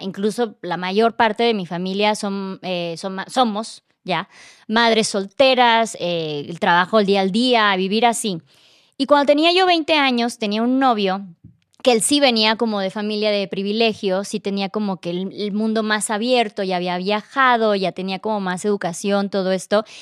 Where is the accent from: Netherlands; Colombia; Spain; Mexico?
Mexico; Tuxtla Gutiérrez, Chiapas; moved away; Yo, no, Tuxla